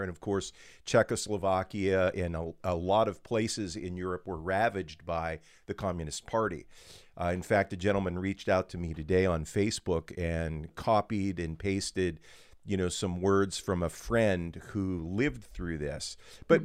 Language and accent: English; Western Pennsylvania, United States; born and raised in Western PA